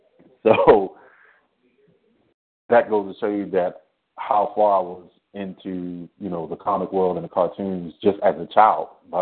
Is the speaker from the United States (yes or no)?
yes; East Coast, United States; also born or lived in Spain / Baltimore / Washington, D.C. / Florida; Well, actually, I was born in Spain. My dad was military, and he moved us to the East Coast. So I lived in Baltimore. I lived in D.C. I lived in Florida, New York.